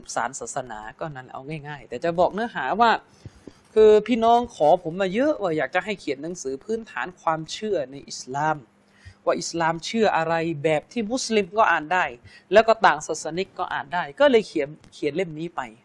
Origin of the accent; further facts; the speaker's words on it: Pattani, Thailand; มุสลิมในจังหวัดปัตตานีซึ่งเป็นหนึ่งในเหมือนเป็นบ้านเกิดของผม